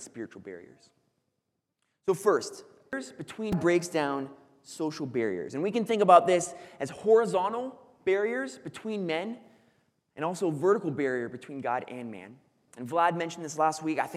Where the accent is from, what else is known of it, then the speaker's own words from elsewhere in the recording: Foresthill, California, United States; the town that I grew up in is called Forest Hill.